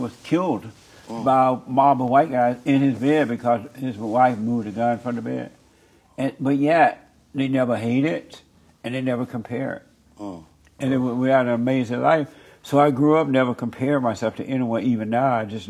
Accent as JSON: {"language": "English", "region": "Alabama", "country": "United States", "tie": "born or raised there", "said": "When I was growing up, and I grew up in Alabama on a plantation, tin roof house, worked in cotton fields. I grew up on a plantation."}